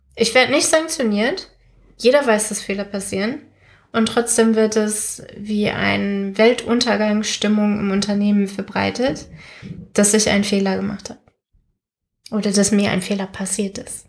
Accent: Germany; wir Deutschen

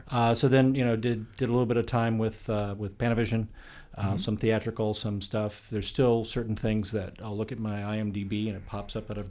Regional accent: Midwest, United States; I grew up in the Midwest.

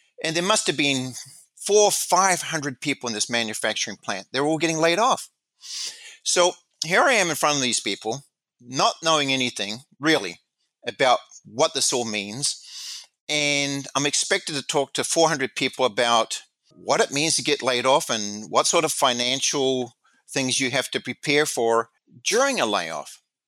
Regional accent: New Zealand; moved away as an adult; I came from New Zealand. I came to this country knowing very little people. I had no family.

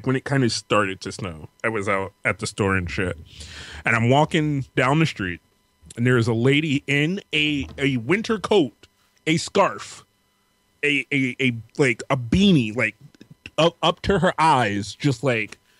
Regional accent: New York, United States; now in Baltimore, United States; growing up where I grew up in New York

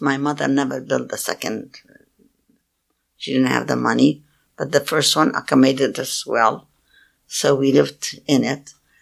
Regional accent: Palestine; now in United States; I told her I was Palestinian

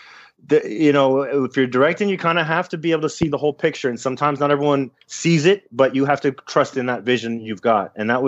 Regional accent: Miami, Florida, United States; I am from Miami, but I've been living here.

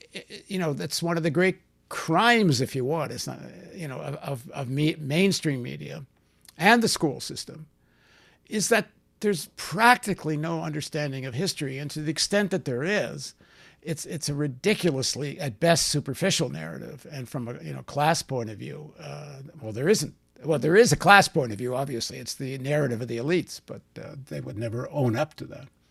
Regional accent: Canada; also born or lived in New York; I'm from the Canadian people

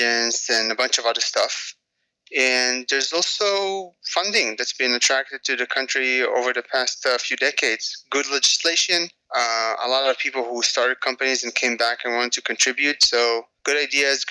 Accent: a suburb of Tel Aviv, Tel Aviv District, Israel; moved away; I grew up in Israel

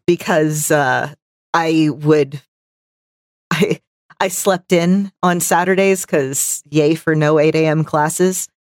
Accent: Texas, United States; I'm from Texas where football is life

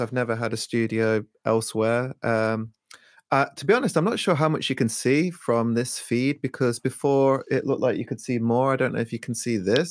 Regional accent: Leicester, East Midlands, United Kingdom; also born or lived in Peckham, London; now in London, United Kingdom; I'm originally from Leicester

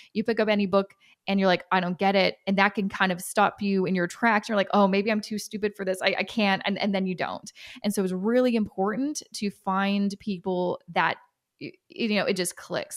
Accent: Canada; I'm Canadian

